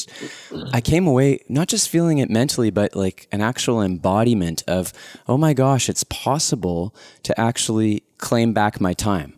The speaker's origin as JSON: {"language": "English", "town": "Winnipeg", "region": "Manitoba", "country": "Canada", "tie": "born or raised there", "said": "Winnipeg, Manitoba, my hometown"}